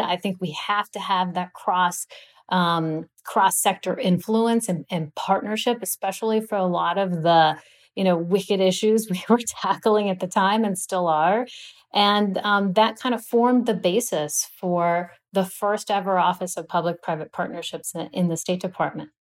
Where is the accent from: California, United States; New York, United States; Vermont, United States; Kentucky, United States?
California, United States; Los Angeles; I grew up in Los Angeles, California